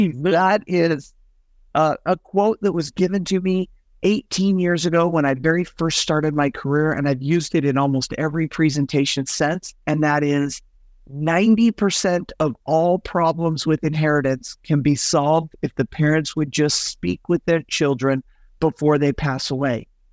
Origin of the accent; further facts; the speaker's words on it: Salt Lake City, Utah, United States; also born or lived in Southern California / Northern California; now in Arizona, United States; I was born and raised in Salt Lake City, Utah